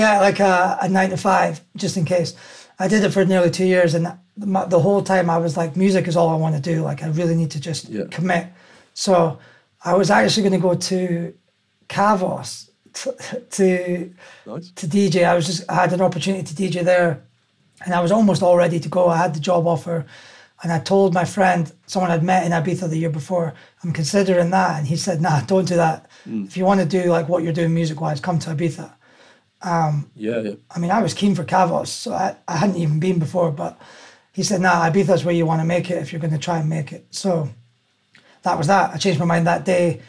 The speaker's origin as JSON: {"language": "English", "town": "Aberdeen", "region": "Scotland", "country": "United Kingdom", "tie": "born or raised there", "said": "I grew up in Aberdeen and I went to school there"}